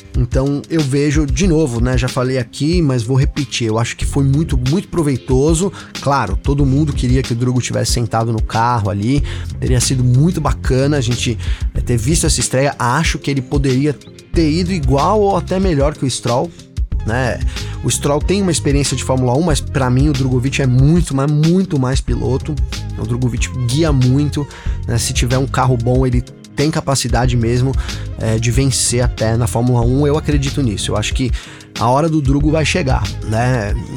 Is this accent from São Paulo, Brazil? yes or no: yes; São Bernardo do Campo, São Paulo, Brazil; eu sou de São Bernardo